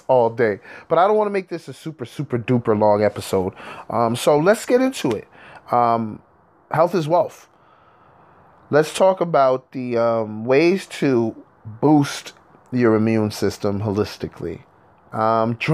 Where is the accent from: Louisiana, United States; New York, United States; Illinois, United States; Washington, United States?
New York, United States; I'm from New York, and we're in Hudson Valley, New York